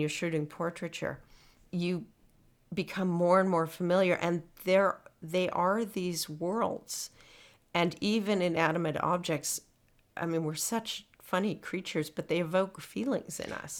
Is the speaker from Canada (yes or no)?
yes; Winnipeg, Manitoba, Canada; I'm from Winnipeg